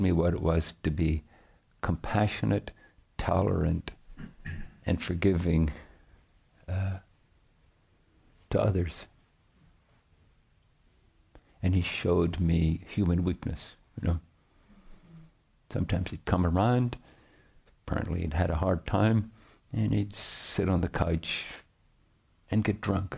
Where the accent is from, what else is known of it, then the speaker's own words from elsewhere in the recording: Northern Ireland, United Kingdom; I grew up in Northern Ireland